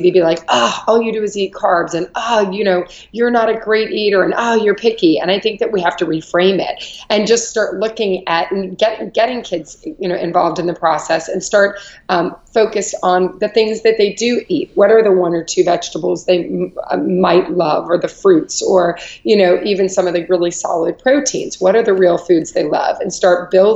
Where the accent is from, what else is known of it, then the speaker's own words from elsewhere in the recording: Louisville, Kentucky, United States; moved away; I'm from Louisville, Kentucky, and I grew up very much with grandparents who were into farming